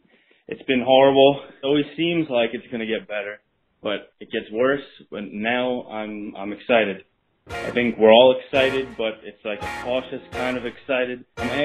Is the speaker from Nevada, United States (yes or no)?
no; New York City, New York, United States; moved away; I'm originally from Staten Island. Now I'm living, you know, up in the country